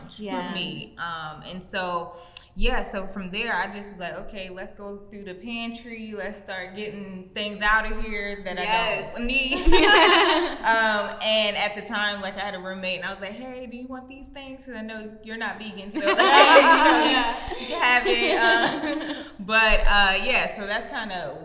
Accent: Maryland, United States; now in Los Angeles, United States; I'm originally from Maryland, currently reside in Los Angeles, California

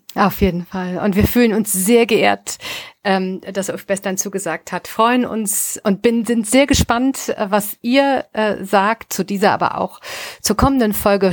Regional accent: Rhineland, Germany; moved away as an adult; now in Northern Germany, Germany; ich bin ja Rheinländerin

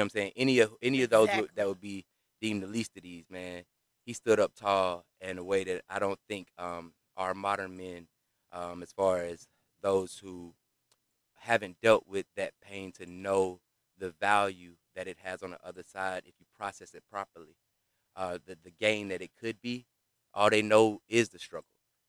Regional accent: College Park, Georgia, United States; We're in Georgia, in Atlanta. I'm from College Park

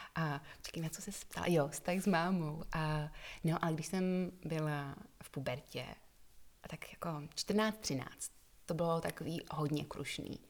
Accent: Prague, Czechia; moved away as an adult; also born or lived in England; now in Czech Republic; potom jsem vyrůstala na Praze 7, kam jsem chodila i do školy a než jsem odjela do Anglie

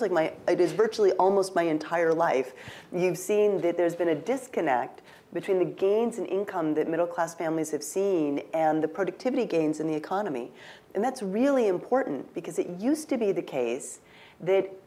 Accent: Pacific Northwest, United States; I'm from the Pacific Northwest

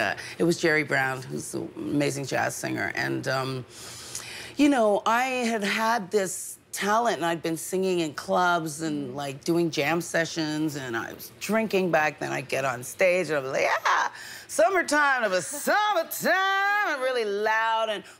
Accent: London, Ontario, Canada; also born or lived in Manchester, England; now in Montreal, Canada; I was actually born in Manchester, England, which is the north of England. They don't like to get confused with the Londoners. But I was raised in Ontario. We came over when I was four

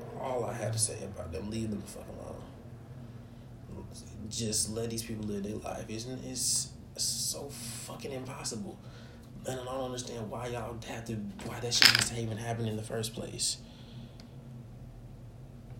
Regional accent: Georgia, United States; In my hometown, no less, in Georgia, my home state, no less, in Georgia, over in Cobb County

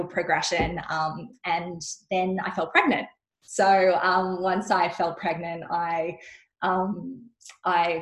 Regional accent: Sydney, New South Wales, Australia; also born or lived in Western Australia; I'm from Sydney, but I was living in Western Australia

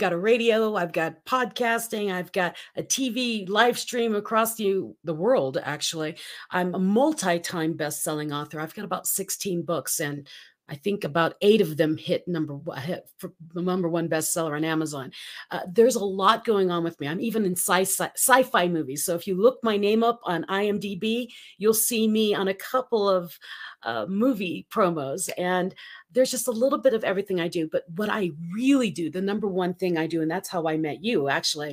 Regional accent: Colorado, United States; I'm from Colorado.

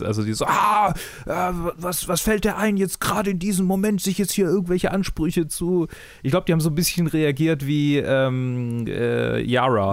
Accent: Swabia, Germany; Ich bin Schwabe

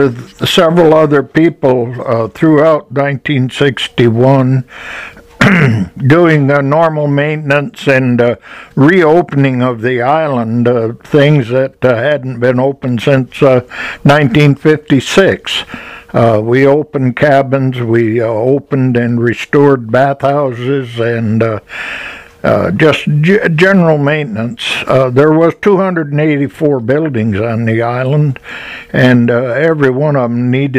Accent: Henderson Harbor, New York, United States; also born or lived in Adams Center, New York; In 1946, I moved to Henderson Harbor

